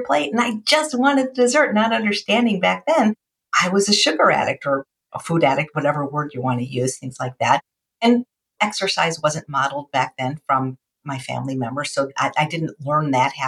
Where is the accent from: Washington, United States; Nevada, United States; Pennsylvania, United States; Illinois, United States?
Illinois, United States; Chicago; I was the 4th of 4 children growing up in Chicago